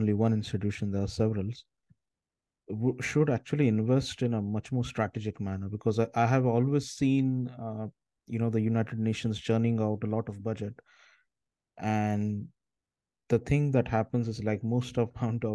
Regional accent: India; moved away; I'm originally from India

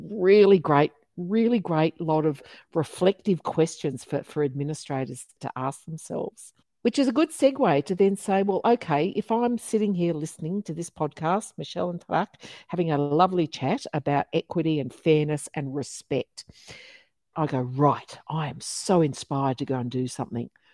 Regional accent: Geraldton, Western Australia, Australia; now in Melbourne, Australia; my hometown of Midwest Geraldton in, in Midwest Western Australia

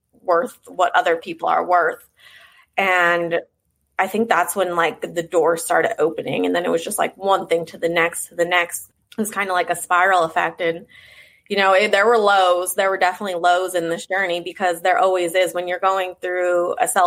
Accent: Pennsylvania, United States; moved away; also born or lived in Nashville; I'm originally from Pennsylvania, and that's where my journey started. I was, you know, from a very small town, population like 2,000 people. So moving from there to Nashville was a big change

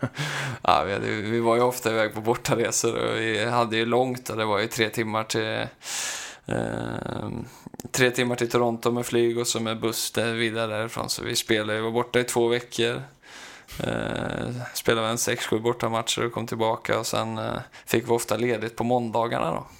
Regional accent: Skövde, Västra Götaland, Sweden; moved away; jag är tillbaka hemma i Skövde

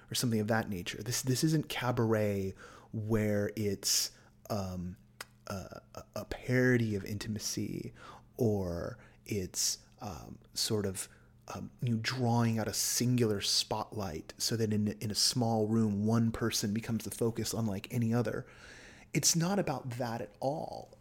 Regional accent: San Francisco Bay Area, California, United States; I was born in Southern California, but I was raised up in the Bay Area.

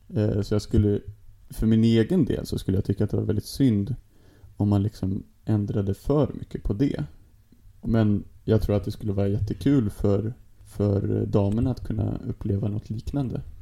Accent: Sweden; also born or lived in Stockholm; som svensk

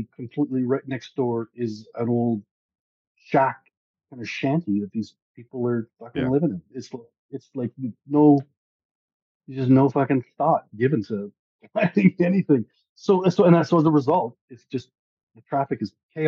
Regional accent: Canada; I'm a Canadian.

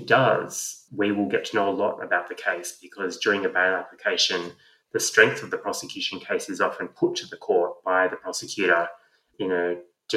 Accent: Sydney, New South Wales, Australia; I grew up in Lane Cove.

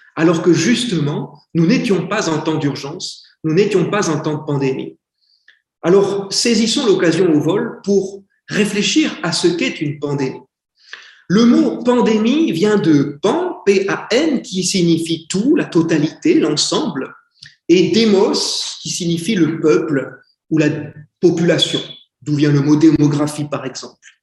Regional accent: France; also born or lived in Philippines / India; je suis un Français, donc j'ai un accent anglais extrêmement bizarre.

